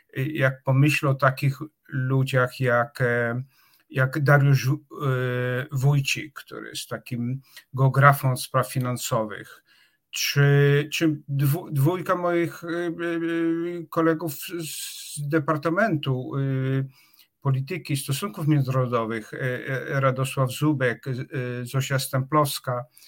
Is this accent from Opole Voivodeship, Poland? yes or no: yes; Czarnowąsy, Opole Voivodeship, Poland; moved away as an adult; also born or lived in Wrocław / Oxford; jestem z Czarnowoz. To jest, to jest taka wioska pod Opolem, gdzie była izba porodowa